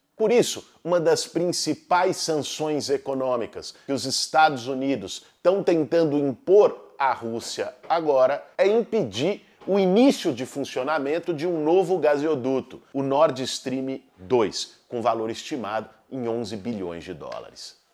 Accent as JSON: {"language": "Portuguese", "country": "Brazil", "said": "como brasileiros"}